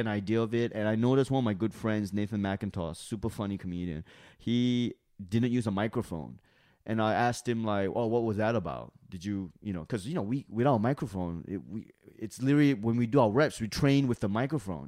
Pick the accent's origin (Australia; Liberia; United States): Australia; moved away; I was from Australia